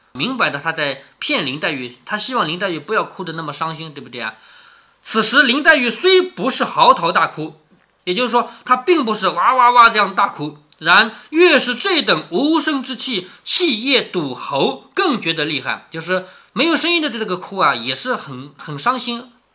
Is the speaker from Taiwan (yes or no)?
no; China; 我们中国人是不雕刻的